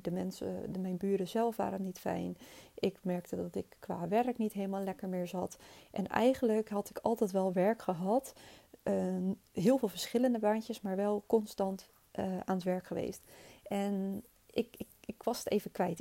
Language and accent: Dutch; Rotterdam, South Holland, Netherlands; Ik ben opgegroeid in Hoogvliet met mijn twee ouders en mijn zusje.